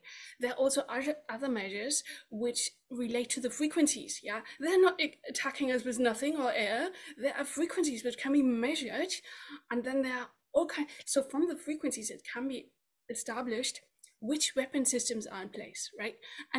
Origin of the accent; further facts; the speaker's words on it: United Kingdom; Yeah, I'm from the UK.